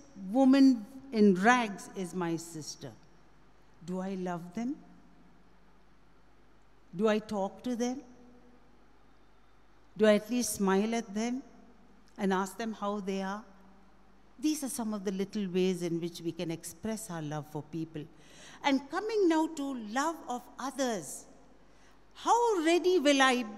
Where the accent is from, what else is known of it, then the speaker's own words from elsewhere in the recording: India; I'm very proud to be an Indian.